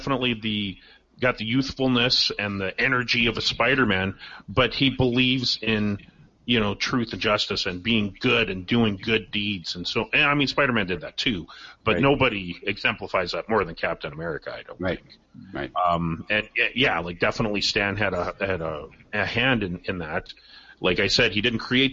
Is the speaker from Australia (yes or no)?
no; Canada; I'm Canadian.